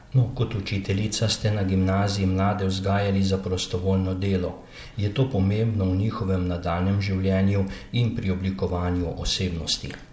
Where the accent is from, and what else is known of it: Slovenia